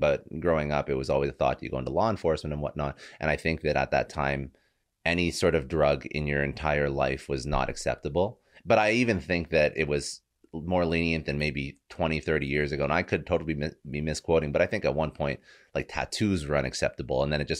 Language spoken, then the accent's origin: English; Canada; my dad was in CSIS. I'm Canadian.